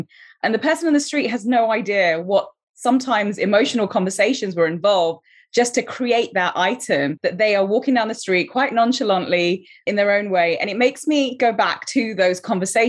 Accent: London, United Kingdom; also born or lived in Colombo, Sri Lanka; now in Los Angeles, United States; So I was born in Colombo, Sri Lanka. I came to London, UK when I was 4 years old, and I grew up in Southwest London

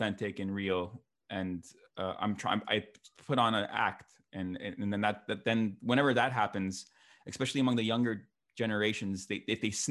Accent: New Jersey, United States; I was born in New Jersey, the promised land of New Jersey

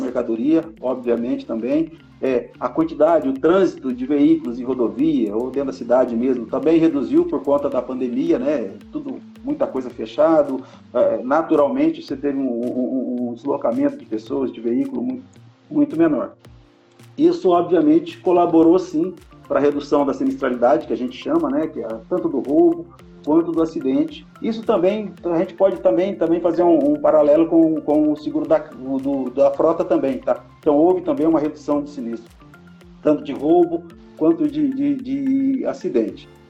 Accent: São José do Rio Preto, São Paulo, Brazil; um conterrâneo nosso aqui de Rio Preto

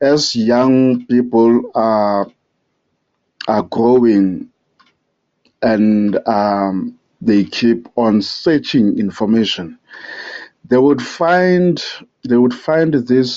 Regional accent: South Africa; I'm from South Africa, the Republic of South Africa.

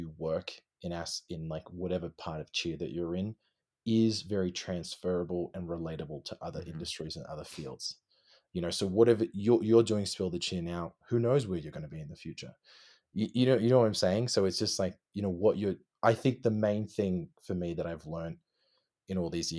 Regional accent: Melbourne, Victoria, Australia; No, we're all from Australia. All four of us.

